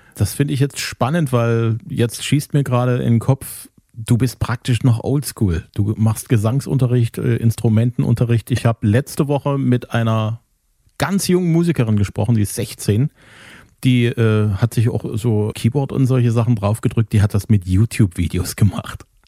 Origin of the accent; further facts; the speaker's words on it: Zwickau, Saxony, Germany; Ich komme aus Zwickau